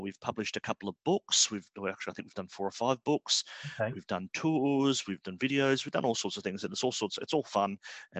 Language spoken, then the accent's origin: English; Australia; moved away as an adult; now in London, United Kingdom; I'm Australian, but my parents are British, and I came here to live in 2011